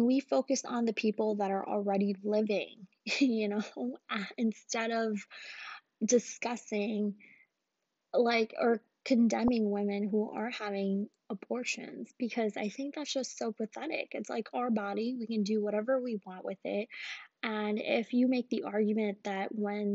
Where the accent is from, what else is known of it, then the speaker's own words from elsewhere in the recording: Pakistan; now in United States; I'm Pakistani